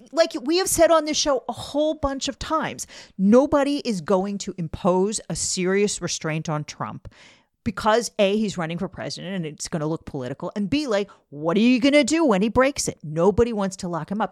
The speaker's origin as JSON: {"language": "English", "region": "Maryland", "country": "United States", "tie": "born or raised there", "said": "I'm from, I'm from Maryland. Everybody I always knew growing up always voted"}